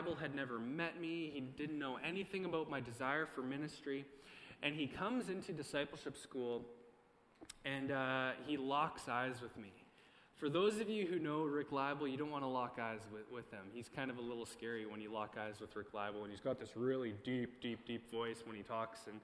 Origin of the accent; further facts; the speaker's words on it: Morinville, Alberta, Canada; also born or lived in Three Hills; so I was excited to come to my hometown